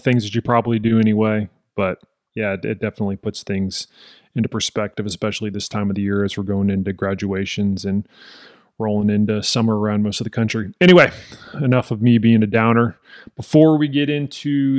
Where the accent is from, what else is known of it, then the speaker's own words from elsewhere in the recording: Texas, United States; just being a Texan